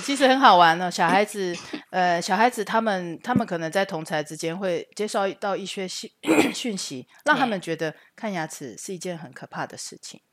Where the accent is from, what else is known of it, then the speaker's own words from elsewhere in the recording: Taichung, Taiwan; moved away as an adult; now in Netherlands; 我是台中人